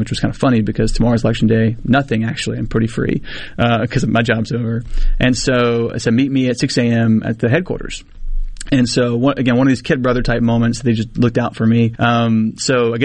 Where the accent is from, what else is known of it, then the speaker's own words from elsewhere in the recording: Mississippi, United States; I'm 19 from Mississippi